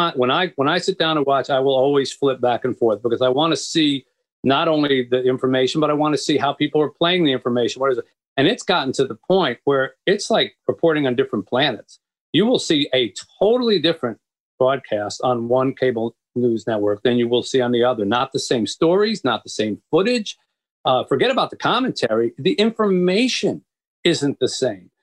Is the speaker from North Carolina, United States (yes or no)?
no; Philadelphia, Pennsylvania, United States; moved away as an adult; also born or lived in Boston / New York / Florida; now in Detroit, United States; I was raised in the East, and I, you know, I, I, I grew up in Philadelphia